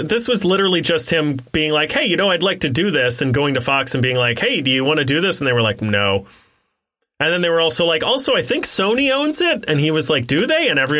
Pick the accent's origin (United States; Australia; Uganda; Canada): Australia; accent: Aussie; Because of my Aussie accent.